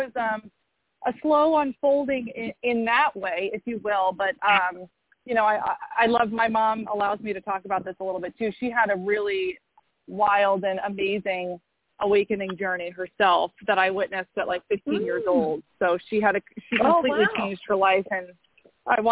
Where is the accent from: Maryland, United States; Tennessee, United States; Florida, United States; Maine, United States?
Maine, United States; moved away; also born or lived in New York City; I grew up in Maine and, you know, running around barefoot outside for most of my childhood